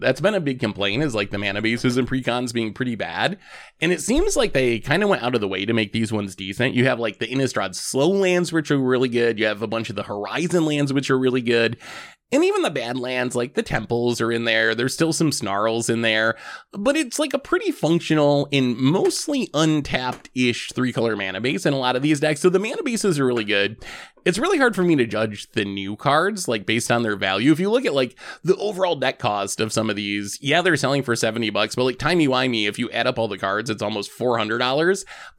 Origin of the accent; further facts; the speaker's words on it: United Kingdom; I'm a British guy standing here.